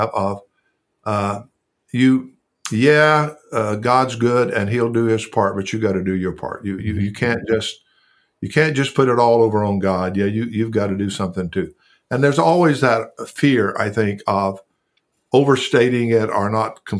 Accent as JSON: {"language": "English", "region": "the South", "country": "United States", "tie": "born or raised there", "said": "growing up in the South and going to a little church, and growing up on a farm/ranch"}